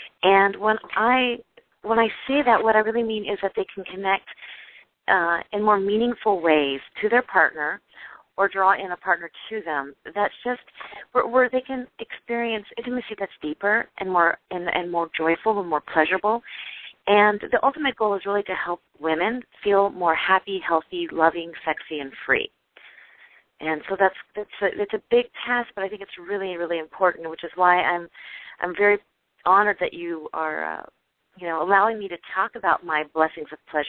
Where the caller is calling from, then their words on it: California, United States; I'm calling from California, so it's still dark over here